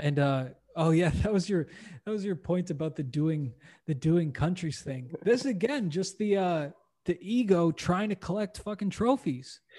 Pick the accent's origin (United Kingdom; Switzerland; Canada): Canada; also born or lived in United States / New Zealand; now in Playa del Carmen, Mexico; I was born and raised in Canada